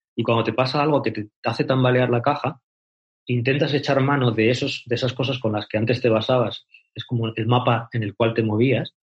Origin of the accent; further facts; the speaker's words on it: Salamanca, Castile and León, Spain; moved away as an adult; also born or lived in Argentina; now in Cáceres, Spain; soy de Salamanca, nací en Salamanca